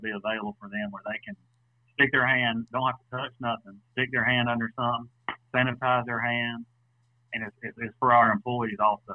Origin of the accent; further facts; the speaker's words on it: Atlanta, Georgia, United States; me and Brandon have been best friends since we were probably 7 years old. We grew up together in Atlanta